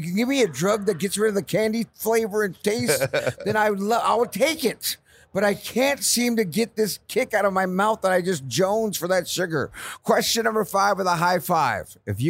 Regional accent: San Jose, California, United States; now in Los Angeles, United States; I'm a Bay Area boy myself, born and raised in San Jose, went to LA in 99 and never looked back

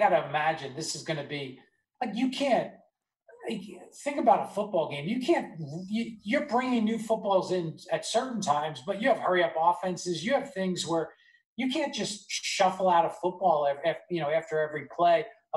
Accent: Nassau County, Long Island, New York, United States; I grew up in Nassau County, which is on Long Island

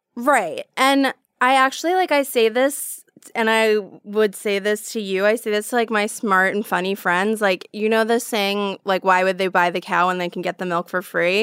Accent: New York, United States; moved away; coming from New York

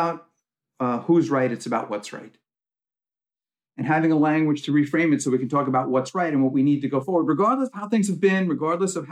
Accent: New York, United States; I'm from New York

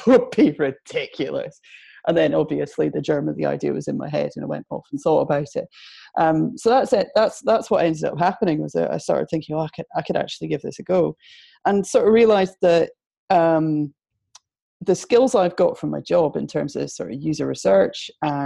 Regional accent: Edinburgh, Scotland, United Kingdom; accent: Scottish; moved away as an adult; now in Manchester, United Kingdom; I'm from Edinburgh, as you can tell. Moved to Manchester about 8 years

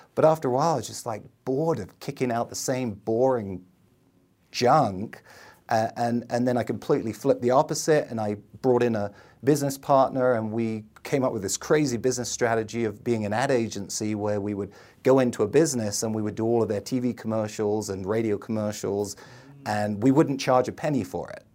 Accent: London, United Kingdom; moved away as an adult; now in United States; I grew up in the middle of London

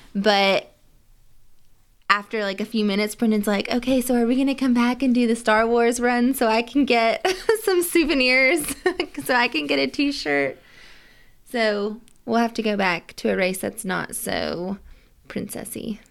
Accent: Nashville, Tennessee, United States; we're from Nashville

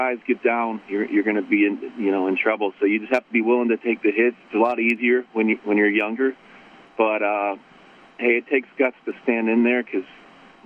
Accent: Pittsburgh, Pennsylvania, United States; I'm from Pittsburgh

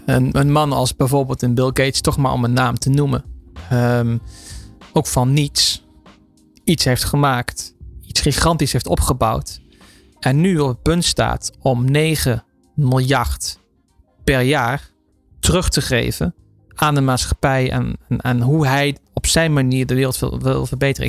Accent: Netherlands; wij als Nederlanders

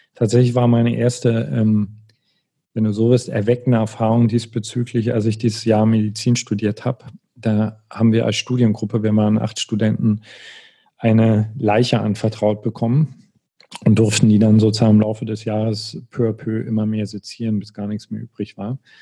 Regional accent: East Germany, Germany; ich bin im Osten groß geworden

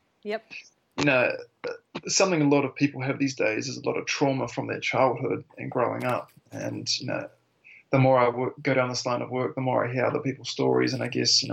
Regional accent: Auckland, New Zealand; moved away as an adult; also born or lived in Tauranga; now in Wanaka, New Zealand; originally from Auckland. I was born in Tauranga, but moved to Auckland when I was relatively young with my mother. Grew up there

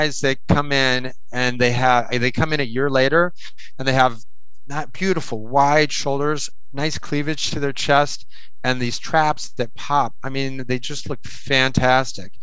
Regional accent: Iowa, United States; moved away; I'm from Iowa. I'm from the Midwest

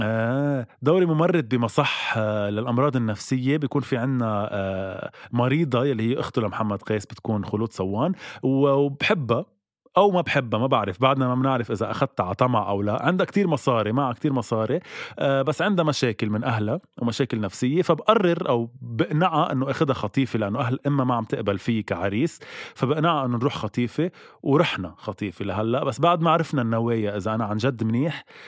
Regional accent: Lebanon; نحن كلبنانية

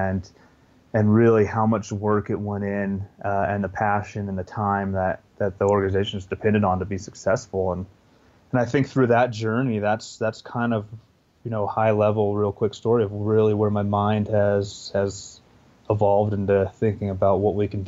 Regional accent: Northern California, United States; now in Montana, United States; I grew up in Northern California

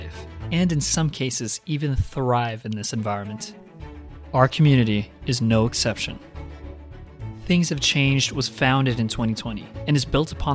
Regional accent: Las Piñas, Metro Manila, Philippines; moved away as an adult; now in United States; I was born and raised in a town called Las Piñas in the Philippines. I moved to this country in 2011 as an immigrant.

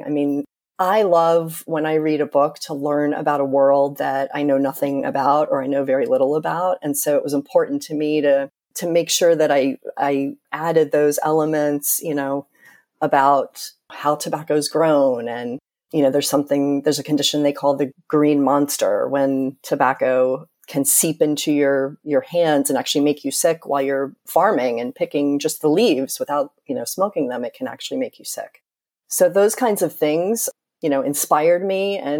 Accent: North Carolina, United States; I grew up in North Carolina and spent a lot of time in Winston-Salem

